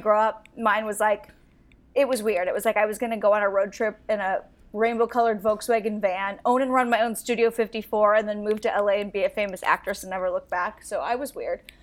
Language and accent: English; Astoria, Oregon, United States; also born or lived in Warrenton, Oregon; I grew up in a super small town in Oregon